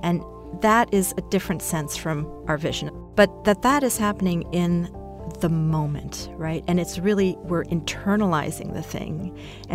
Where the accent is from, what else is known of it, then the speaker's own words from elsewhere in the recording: Brazil; my mother's Brazilian, I was born in Brazil